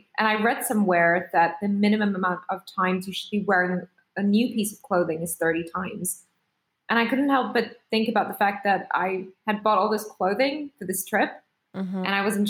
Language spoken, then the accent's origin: English; Singapore; English is a second language; moved away as an adult; now in United Kingdom; I'm an immigrant. I am from Singapore. I'm Indian, but I studied in the UK as an international student, worked really hard to get a job here and managed to stay here, got a visa and all that.